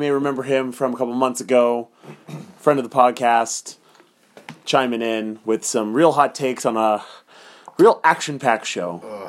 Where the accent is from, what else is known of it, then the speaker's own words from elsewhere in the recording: Las Cruces, New Mexico, United States; We are from Las Cruces, New Mexico.